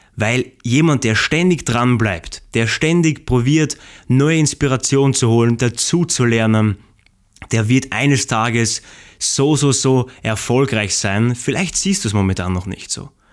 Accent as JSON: {"language": "German", "country": "Austria", "said": "ich komme aus Österreich"}